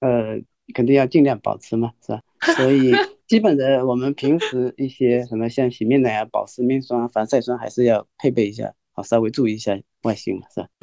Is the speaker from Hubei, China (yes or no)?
no; Wenzhou, Zhejiang, China; 来自温州的，浙江温州温州哦